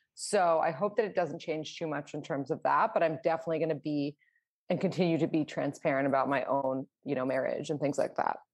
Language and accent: English; New York City, New York, United States; I am from New York City